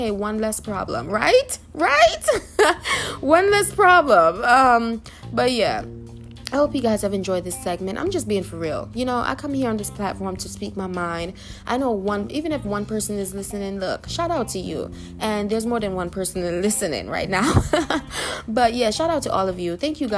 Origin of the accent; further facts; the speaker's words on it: New York, United States; I'm from New York